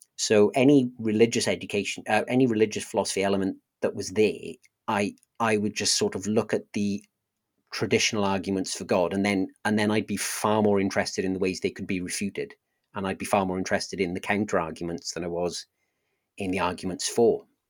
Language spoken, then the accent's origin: English; South Wales, United Kingdom; accent: Welsh; I grew up in a, a slightly larger town in South Wales